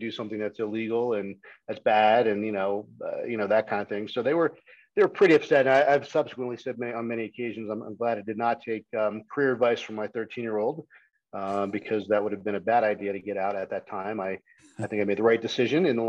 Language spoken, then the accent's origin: English; Houston, Texas, United States; moved away as an adult; also born or lived in Poughkeepsie, New York / Austin, Texas; now in Colorado, United States; I grew up mostly in Texas. So I went to high school in Houston, went to the University of Texas at Austin.